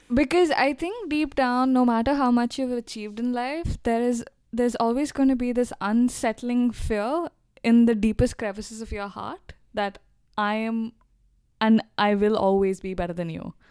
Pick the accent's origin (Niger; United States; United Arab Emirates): United Arab Emirates; Dubai; we grew up in Dubai